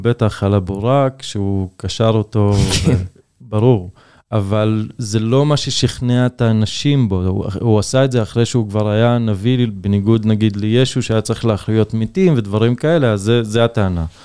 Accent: Israel; כדרוזי, כדובר ערבית

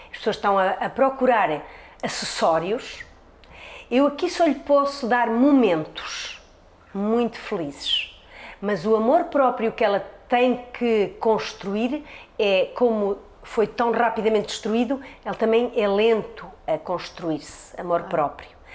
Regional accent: Norte, Portugal; moved away; Eu vim de Trás-os-Montes à procura da civilização, porque eu achava que Trás-os-Montes era uma parvalheira. Só que a essência está em Trás-os-Montes, não encontrei a civilização.

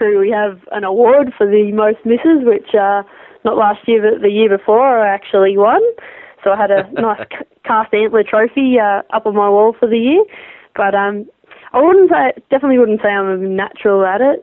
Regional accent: Victoria, Australia; Growing up in the high country

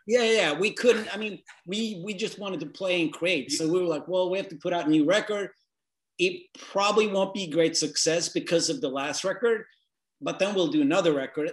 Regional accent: northern Sweden, Sweden; I'm this scrawny, like effeminate guy from the north of Sweden

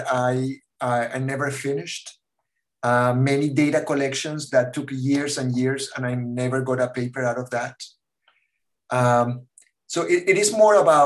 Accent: Caracas, Capital District, Venezuela; moved away; also born or lived in Spain; I grew up in Caracas, Venezuela

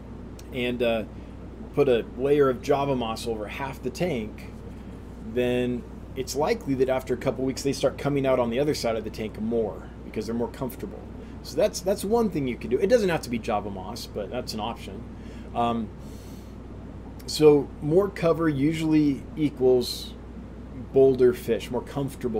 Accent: El Dorado County, California, United States; I grew up in El Dorado County

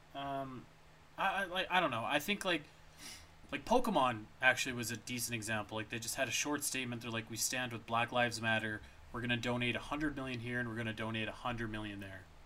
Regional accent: Canada; as a Canadian

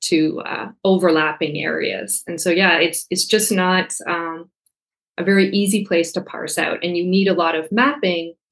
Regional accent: Canada; I'm Canadian.

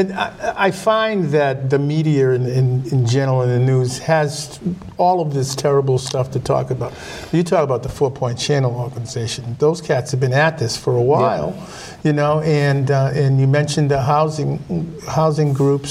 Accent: Rossendale, North West England, United Kingdom; I'm a Rossi guy, I'm from Rossendale

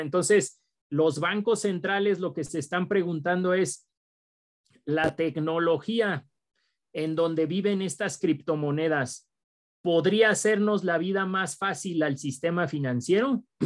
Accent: Mexico

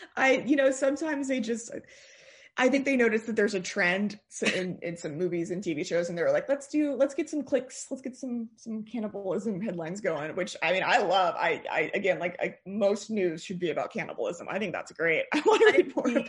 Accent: Austin, Texas, United States; also born or lived in Northern California; I grew up in Austin, went to high school here

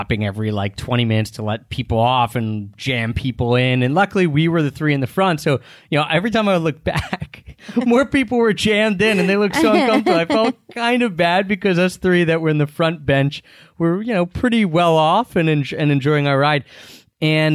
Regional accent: United States; first language English; also born or lived in Philadelphia; we're from America. We live in Philadelphia

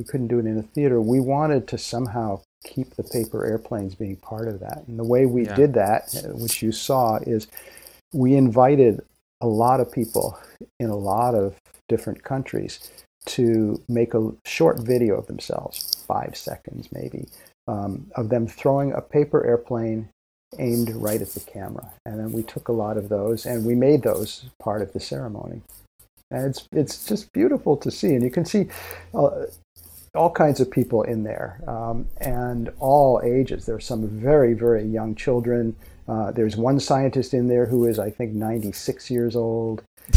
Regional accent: United States; accent: American; I'm American, so I apologize for my American accent.

